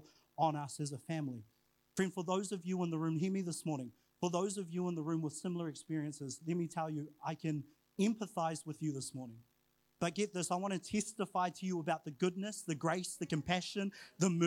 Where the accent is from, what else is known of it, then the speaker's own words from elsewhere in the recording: New Zealand; also born or lived in Huntly, Waikato / Whangarei, Northland; I was brought up and raised in Huntley in Whangarei